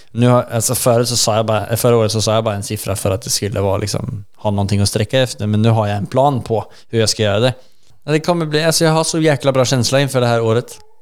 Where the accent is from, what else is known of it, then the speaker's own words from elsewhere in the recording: Sweden; vi pratar svenska och vi är svenskar